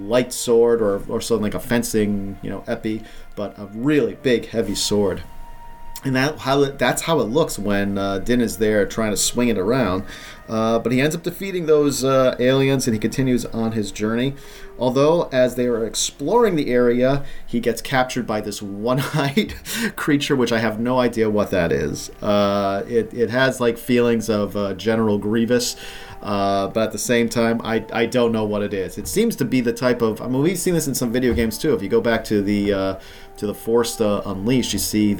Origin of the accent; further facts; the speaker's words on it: Rhode Island, United States; where I grew up in Rhode Island